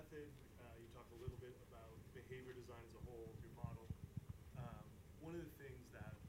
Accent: Midwest, United States; I grew up in the Midwest.

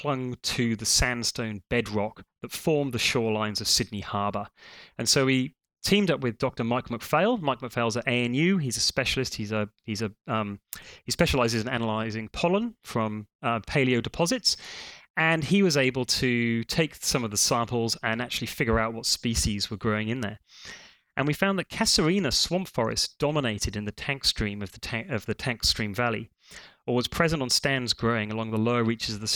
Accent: Wales, United Kingdom; Being Welsh myself

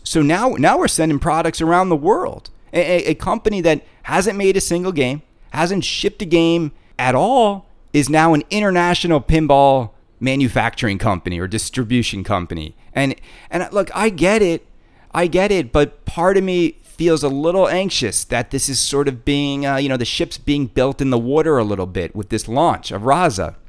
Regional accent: Canada; I'm Canadian.

